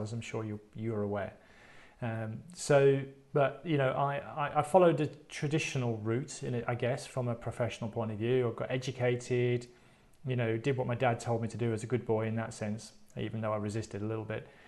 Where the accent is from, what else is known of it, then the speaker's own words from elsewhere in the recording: United Kingdom; I'm British.